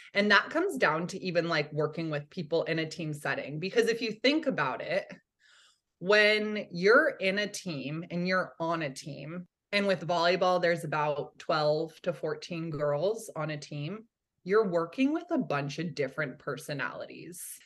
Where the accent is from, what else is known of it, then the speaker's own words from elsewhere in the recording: Santa Cruz, California, United States; I grew up in Santa Cruz, California